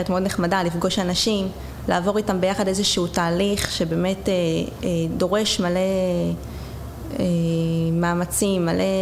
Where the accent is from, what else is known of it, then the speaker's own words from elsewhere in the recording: Jerusalem, Jerusalem District, Israel; אה, טוב, אני הגעתי מירושלים, אה, הייתי נוסעת גם לבוטקאם שהיה אז בתל אביב.